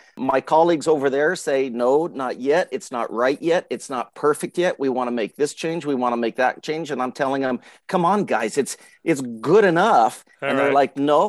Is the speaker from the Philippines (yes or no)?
no; Arizona, United States; Yeah, I grew up in Arizona as a kid, and I grew up as a kid and on a family gun shop floor.